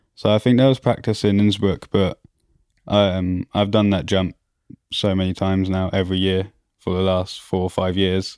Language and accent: English; Auvergne-Rhône-Alpes, France; born or raised there; also born or lived in Croydon, London, United Kingdom